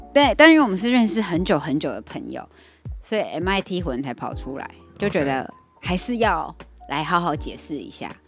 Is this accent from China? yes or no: no; Taiwan; 因为我们台湾人是有点害怕，小小胆小的台湾人